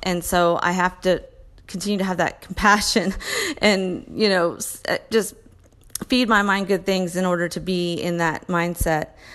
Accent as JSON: {"language": "English", "region": "Texas", "country": "United States", "said": "I'm a mom from Texas"}